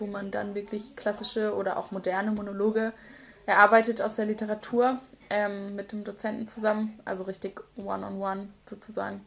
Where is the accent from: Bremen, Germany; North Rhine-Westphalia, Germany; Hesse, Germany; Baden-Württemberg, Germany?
Baden-Württemberg, Germany; Seelbach; accent: Badisch; moved away as an adult; now in Osnabrück, Germany; ich komme ursprünglich aus einem kleinen Schwarzwalddorf mhm. äh, aus der Nähe von Freiburg, so zwischen Karlsruhe und Freiburg ganz grob, aber mehr an Freiburg als an Karlsruhe